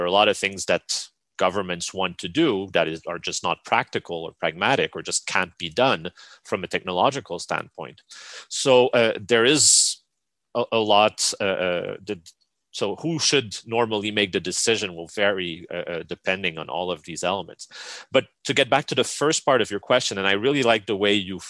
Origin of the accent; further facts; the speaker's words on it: Canada; me as a Canadian